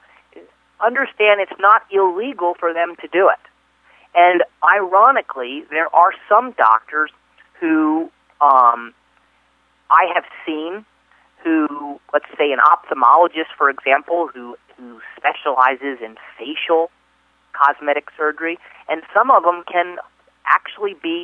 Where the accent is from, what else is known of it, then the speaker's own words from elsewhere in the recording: East Coast, United States; I'm from the East Coast